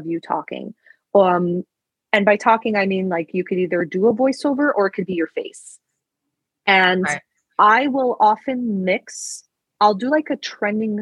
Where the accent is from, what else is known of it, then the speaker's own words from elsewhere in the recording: Istanbul, Turkey; moved away; I was born in Istanbul